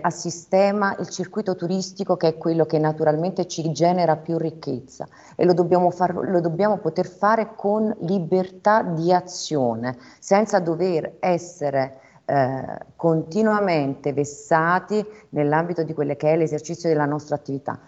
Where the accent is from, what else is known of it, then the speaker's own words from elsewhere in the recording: Southern Italy, Italy; moved away as an adult; la realizzazione che spesso nel sud si vede nella famiglia, io l'ho trovata nel mio lavoro, nel dimostrare che comunque era possibile tornare a casa e lavorare